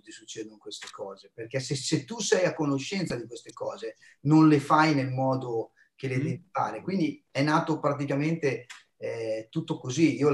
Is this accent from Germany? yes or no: no; United States; Poi ho avuto la fortuna di vivere la mia infanzia negli Stati Uniti, no? perché una parte della mia famiglia vive ancora a Filadelfia e quindi ho assunto la loro cultura